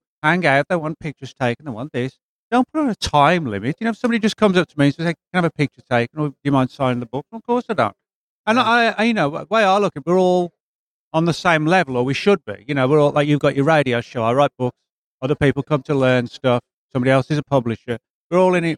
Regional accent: England, United Kingdom; now in Dallas, United States; I'm originally from England

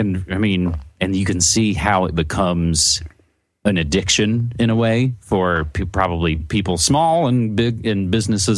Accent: West Virginia, United States; moved away; back in my home state where I'm originally from, in West Virginia on the East Coast

